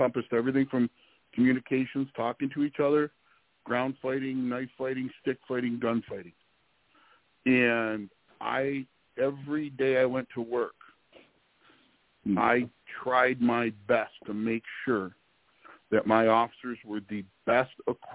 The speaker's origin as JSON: {"language": "English", "town": "Detroit", "region": "Michigan", "country": "United States", "tie": "born or raised there", "also_born_or_lived": "South Carolina", "moved": "as an adult", "said": "I'm from the Detroit area, grew up here, ended up in South Carolina, did a few things. I'm back here"}